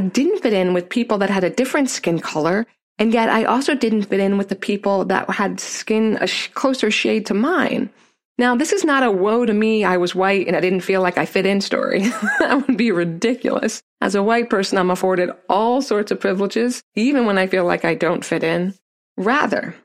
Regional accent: Neptune, New Jersey, Pennsylvania, United States; I grew up in Neptune, New Jersey, and I was the only white girl in my class for the first 4 years of school until I moved

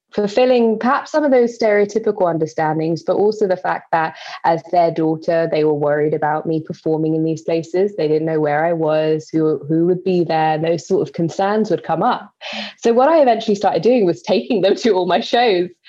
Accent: London, United Kingdom; So I'm from East London, born and raised. I have moved to West London since

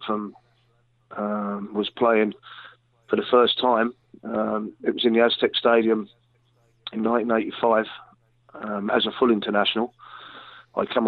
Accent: England, United Kingdom; we're English

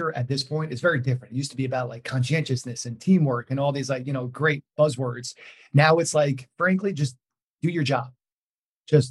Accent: New York, United States; I'm from New York

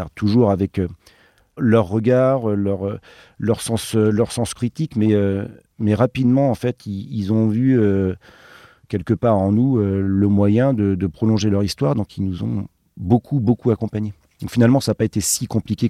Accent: Brittany, France; nous on vient de Bretagne

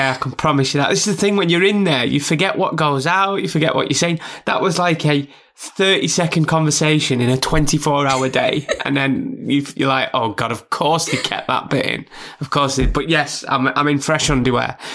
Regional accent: Burnley, North West England, United Kingdom; also born or lived in York; Some idiot from Burnley, even though I was born in York and I've lived up and down the UK

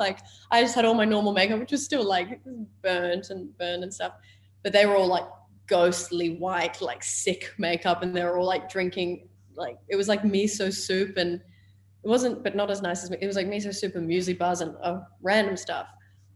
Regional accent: Australia; accent: Australian; my Australian accent

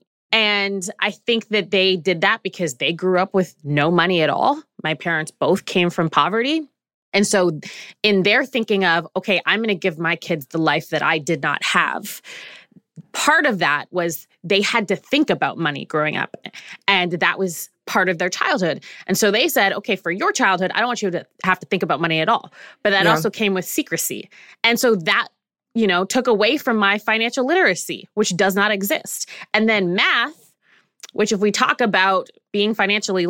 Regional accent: Canada; I'm Canadian

